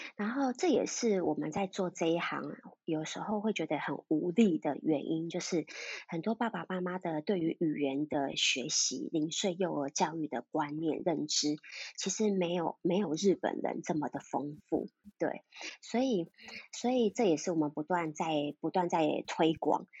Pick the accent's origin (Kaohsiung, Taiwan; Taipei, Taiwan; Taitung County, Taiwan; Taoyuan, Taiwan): Taipei, Taiwan; 我是道地的台北人